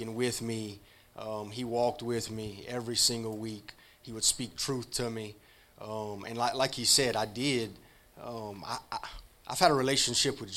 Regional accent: Rayne, Louisiana, United States; I'm from Rain, Louisiana. My childhood was not safe

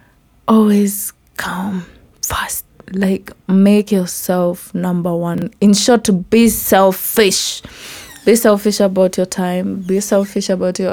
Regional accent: Meru County, Kenya; accent: native African accent; first language Kimeru; English is a second language; Ya my language, ya Kimeru. Like, you know, ilikuwa like my first language

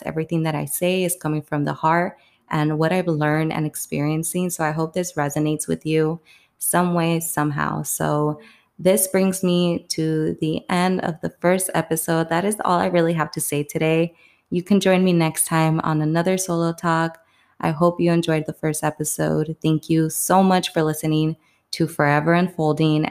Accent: Palm Springs, California, United States; moved away as an adult; now in New York City, United States; I'm from Palm Springs, California, and I currently live in New York City right now

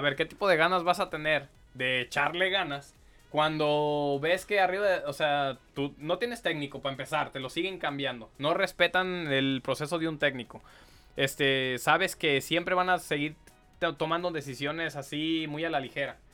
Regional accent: Guadalajara, Jalisco, Mexico; yo soy de Guadalajara

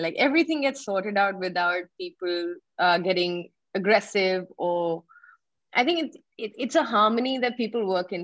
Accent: India; as an Indian

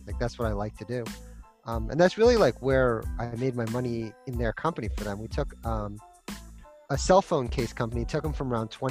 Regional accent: Boston, Massachusetts, United States; moved away as an adult; now in Santa Barbara, United States; I grew up in Boston, in Massachusetts

